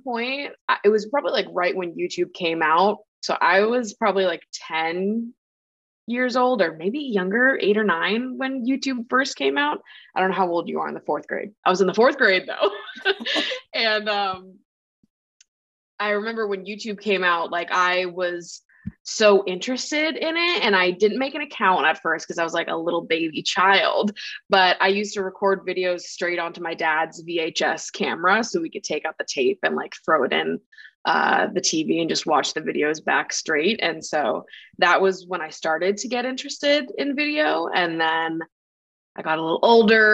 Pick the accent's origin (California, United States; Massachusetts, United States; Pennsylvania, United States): Massachusetts, United States; now in New York City, United States; I grew up in a pretty small town in Massachusetts